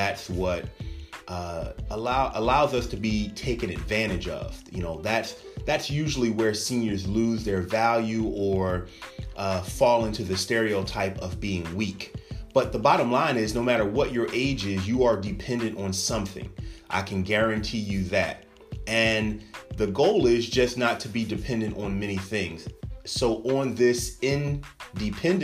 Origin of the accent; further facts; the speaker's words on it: United States; as American citizens